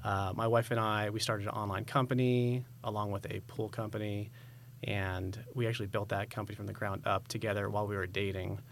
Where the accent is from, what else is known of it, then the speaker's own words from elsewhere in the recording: San Diego, California, United States; moved away as an adult; now in Idaho, United States; So originally, I'm from California. We moved here in twenty twenty, uh, from San Diego.